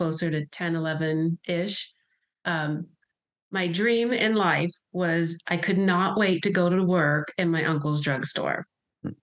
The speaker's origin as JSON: {"language": "English", "town": "Pittsburgh", "region": "Pennsylvania", "country": "United States", "tie": "born or raised there", "moved": "yes", "said": "I grew up in Pittsburgh, Pennsylvania."}